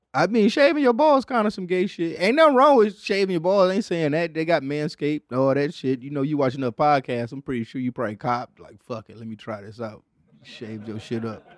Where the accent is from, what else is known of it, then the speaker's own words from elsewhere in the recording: Detroit, Michigan, United States; I'm from Detroit